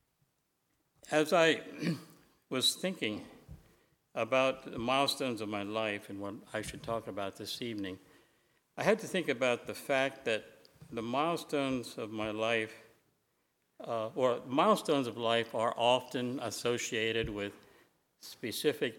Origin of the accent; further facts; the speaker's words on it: Lancaster County, Pennsylvania, United States; As a boy growing up in Lancaster County, my world pretty well revolved around home, church, and school.